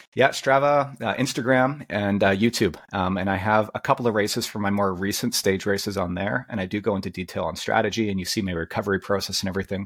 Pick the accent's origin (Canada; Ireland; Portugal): Canada; as a Canadian.